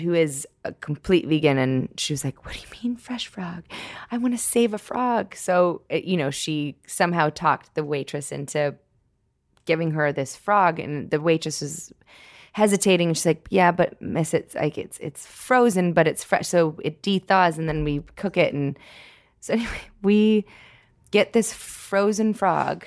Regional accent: Toronto, Ontario, Canada; I grew up in Toronto

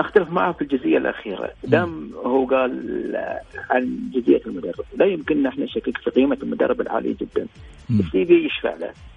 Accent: Bahrain; إحنا في البحرين

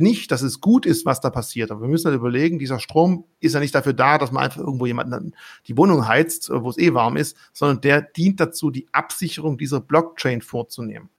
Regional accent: Swabia, Baden-Württemberg, Germany; als Schwabe

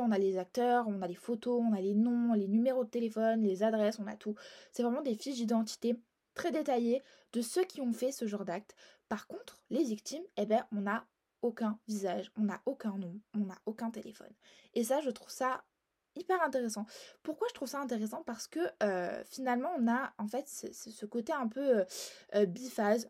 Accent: Marseille, Provence-Alpes-Côte d'Azur, France; je suis marseillaise

